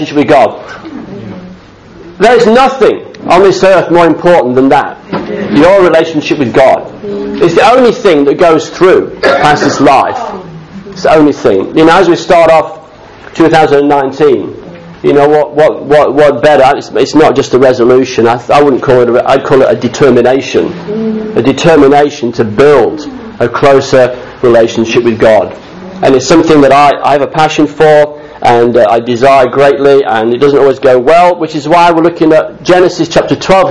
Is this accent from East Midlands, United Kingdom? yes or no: yes; Chesterfield, East Midlands, United Kingdom; also born or lived in Sydney, Australia; now in Australia; I'm born and bred, I'm from Derbyshire. I was born in the town of the Crooked Spire.